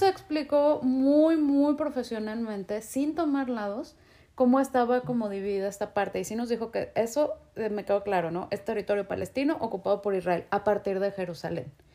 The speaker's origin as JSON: {"language": "Spanish", "country": "Mexico", "said": "como mexicano entrar a Estados Unidos"}